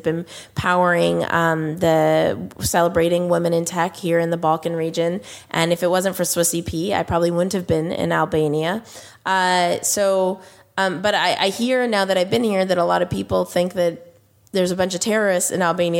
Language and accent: English; United States; As an American, customer